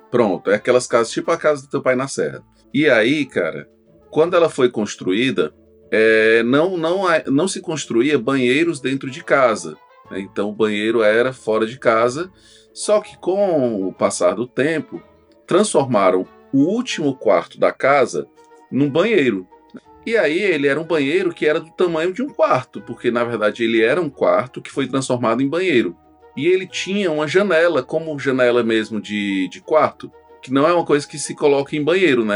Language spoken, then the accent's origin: Portuguese; Itapajé, Ceará, Brazil; also born or lived in Russas; eu nasci em Russas, né? E, e eu vivi lá, apesar de ter, ter, crescido em Itapajé, eu vivi em Russas até os 5 anos de idade.